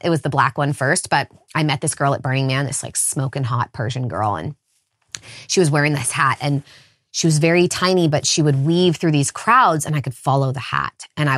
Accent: California, United States; I grew up in the Redwood Forest, so a very enchanted place in general. Lots of rivers and spending time wild and feral and naked outside as a kid.

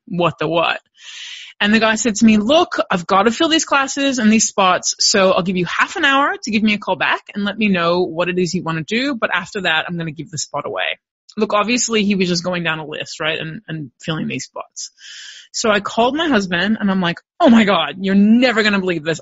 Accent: Los Angeles, California, United States; moved away as an adult; now in Melbourne, Australia; I was born and raised in Los Angeles, California, and I came out here to Melbourne, Australia on a one year study abroad program

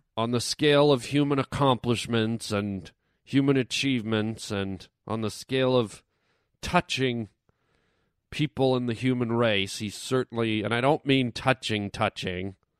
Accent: Toronto, Ontario, Canada; moved away; Toronto, Ontario, Canada, my hometown

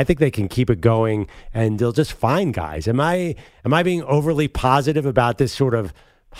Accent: Philadelphia, Pennsylvania, United States; I am from Philadelphia

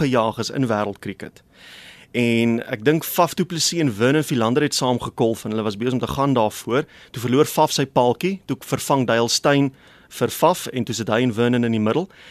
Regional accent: South Africa; also born or lived in Kokstad, KwaZulu-Natal / Burgersdorp, Eastern Cape; Kokstad. Hmm. Daar aan die syde van KwaZulu-Natal toe verhuis ons na Burgersdorp in die Oos-Kaap

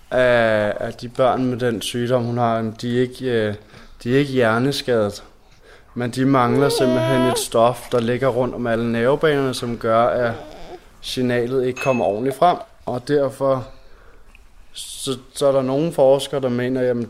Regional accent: Rødovre, Capital Region of Denmark, Denmark; og øh, ja, jeg er fra Rødovre, og jeg arbejder som tatovør.

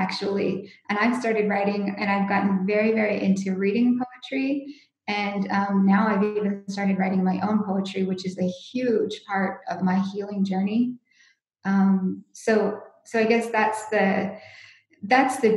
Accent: United States; moved away; I'm from the States

